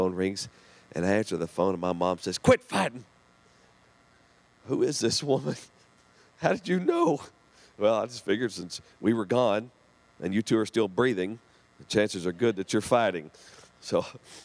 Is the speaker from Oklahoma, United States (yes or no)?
yes; southern Oklahoma, United States; we had my grandparents there in southern Oklahoma. And so we lived with them, and they watched me through the day